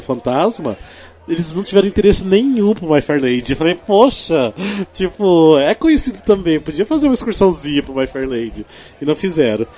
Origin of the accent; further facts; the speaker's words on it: Cascavel, Paraná, Brazil; lá da minha cidade, lá de Cascavel, né, no interior do Paraná